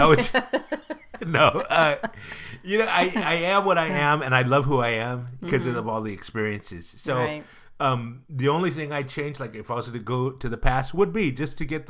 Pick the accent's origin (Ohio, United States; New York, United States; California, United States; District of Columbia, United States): California, United States; Pleasanton; I was raised in Pleasanton with no AC.